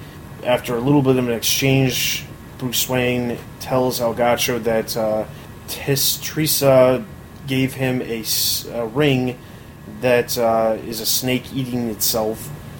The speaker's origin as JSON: {"language": "English", "region": "England", "country": "United Kingdom", "said": "even though I am English"}